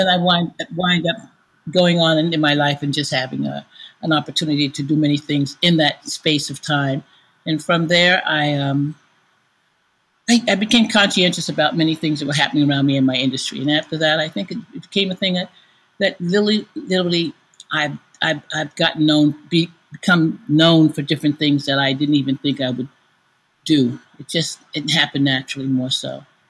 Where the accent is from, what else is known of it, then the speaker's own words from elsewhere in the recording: New York City, New York, United States; I'm born and raised in New York City, Brooklyn to be specific. I grew up in the garment business